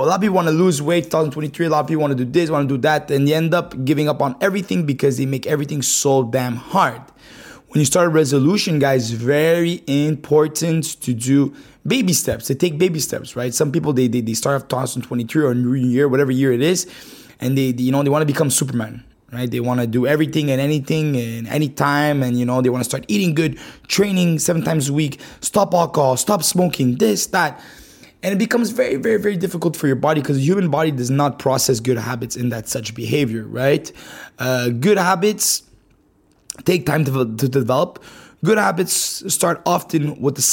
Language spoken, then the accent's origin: English; Montreal, Quebec, Canada; I'm from Canada, right? Montreal, Canada.